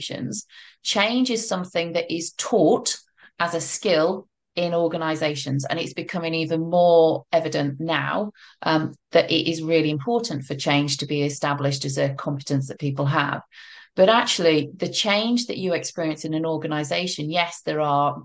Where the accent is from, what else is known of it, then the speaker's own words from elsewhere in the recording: United Kingdom; moved away as an adult; now in France; my background is I'm British